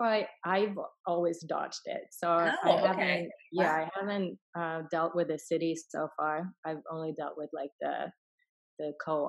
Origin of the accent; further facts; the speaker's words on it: Sweden; English is a second language; moved away; also born or lived in Finland / Hong Kong / California; I was born in Finland, raised in Sweden, and moved to Hong Kong for a little bit, and then I was in California for 6 years, so I've been Americanized, but English is my third language